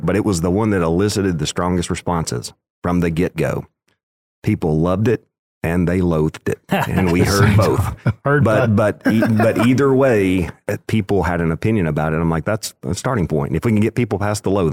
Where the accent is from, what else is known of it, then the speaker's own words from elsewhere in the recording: West Tennessee, United States; I grew up in West Tennessee